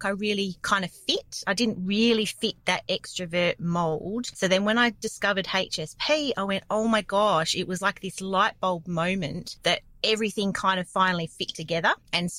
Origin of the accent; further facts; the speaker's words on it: Perth, Western Australia, Australia; I grew up in a relatively small town in Perth, Western Australia. It's like a suburb of Perth.